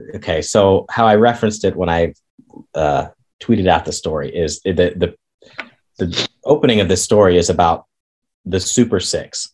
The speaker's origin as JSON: {"language": "English", "region": "Kansas", "country": "United States", "tie": "born or raised there", "moved": "yes", "said": "I grew up in Kansas"}